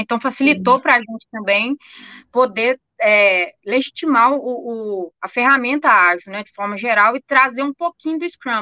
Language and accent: Portuguese; Minas Gerais, Brazil; a gente é mineira desconfiado